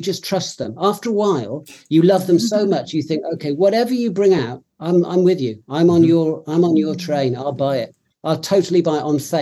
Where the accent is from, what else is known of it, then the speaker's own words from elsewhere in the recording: Cheltenham, South West England, United Kingdom; now in London, United Kingdom; I come from Cheltenham. I live in London, but I come from Cheltenham originally, which is a town in Gloucestershire in the West Country